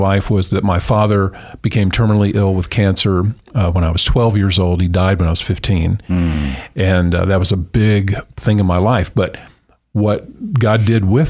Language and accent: English; Dallas, Texas, United States; moved away as an adult; also born or lived in Tucson, Arizona / Lubbock, Texas; now in Treasure Valley, United States; I actually was born in Tucson, Arizona, but moved to Dallas when I was just 2 years old. But grew up there